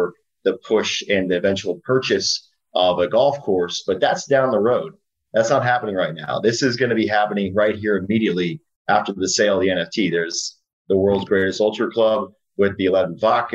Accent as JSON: {"language": "English", "region": "South Florida", "country": "United States", "said": "I come from Florida, South Florida"}